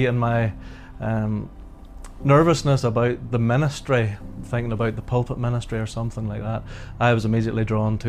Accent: Ballymoney, Northern Ireland, United Kingdom; I was brought up in Ballymoney, and I was born into a Christian family

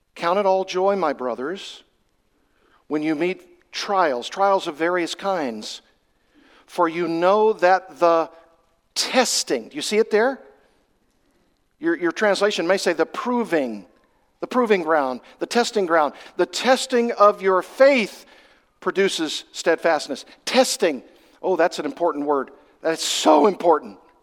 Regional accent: Arkansas, United States; I come from Arkansas, that's my home state. And I did a lot of fishing when I was growing up.

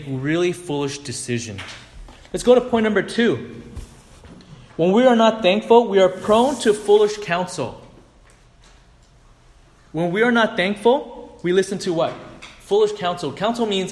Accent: United States; I'm ABC. I'm American-born Chinese

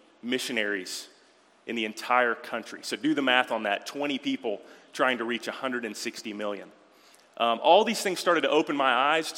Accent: Georgia, United States; also born or lived in Texas; I was born in Texas. I mostly grew up here in Georgia.

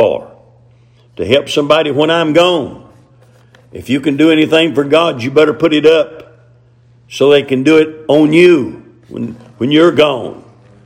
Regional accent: the South, United States; accent: hillbilly English; us hillbillies down here in the South

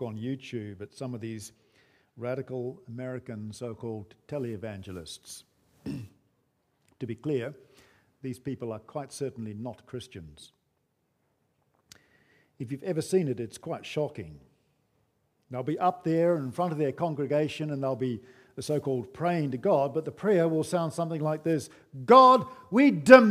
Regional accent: New Zealand; moved away; growing up in New Zealand

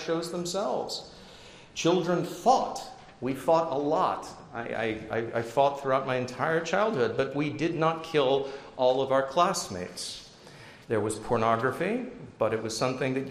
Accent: northern New Jersey, United States; also born or lived in England; I grew up in northern New Jersey. We came from England

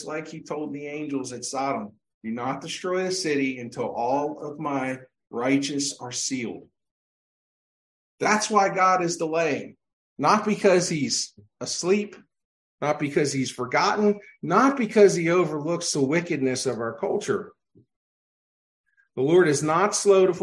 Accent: Pennsylvania, United States; growing up in Pennsylvania

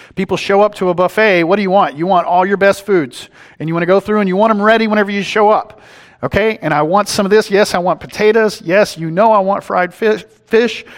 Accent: East Texas, United States; moved away; I'm from East Texas

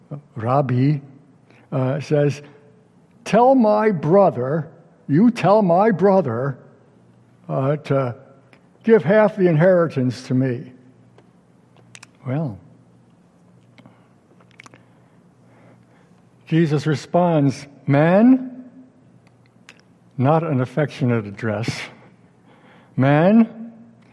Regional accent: upstate New York, United States; my hometown synagogue in upstate New York

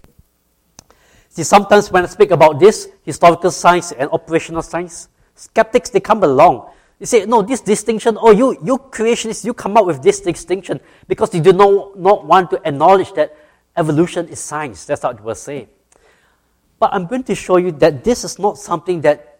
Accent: Singapore; moved away as an adult; now in Georgia, United States; I grew up in Singapore

